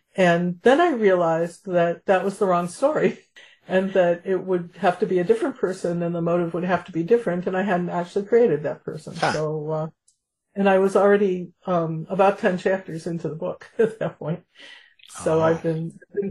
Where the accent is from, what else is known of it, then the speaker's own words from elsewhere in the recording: Chicago, Illinois, United States; also born or lived in Champaign, Illinois; I'm from Chicago